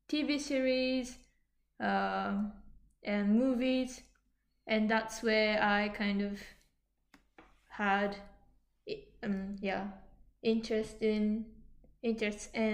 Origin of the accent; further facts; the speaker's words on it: Yokohama, Kanagawa, Japan; English is a second language; because I am from Yokohama, which is really kind of um, where internationalization in Japan happened.